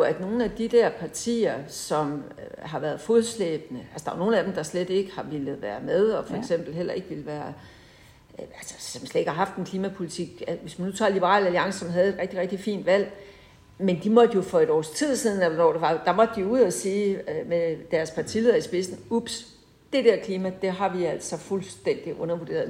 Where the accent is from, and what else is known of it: Holbæk, Zealand, Denmark; born or raised there